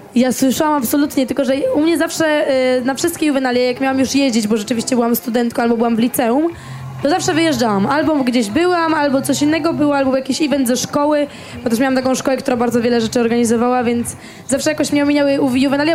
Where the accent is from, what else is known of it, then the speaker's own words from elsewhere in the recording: Warsaw, Masovian Voivodeship, Poland; stricte jestem z Warszawy